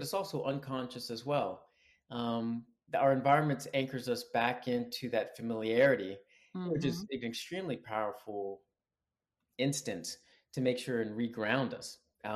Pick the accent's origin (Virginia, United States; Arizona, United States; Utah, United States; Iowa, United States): Virginia, United States; Sterling; also born or lived in Atlanta / Alabama; now in Marina Del Rey, United States; I'm originally from Sterling, Virginia. So right outside Washington, D.C.